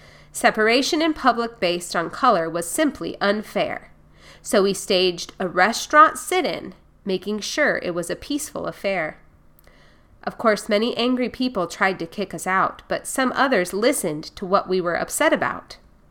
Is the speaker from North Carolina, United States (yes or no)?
yes; Durham, North Carolina, United States; also born or lived in Baltimore; I was born in Baltimore, Maryland, to very loving parents. Auntie Pauline adopted me because of my mom and dad's ailments. In Durham, North Carolina, Auntie Pauline was a school teacher.